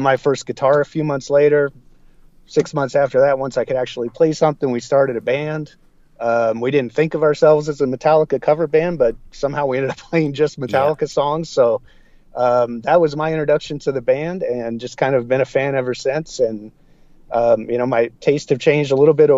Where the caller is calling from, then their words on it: Wichita, Kansas, United States; I'm calling from Wichita, Kansas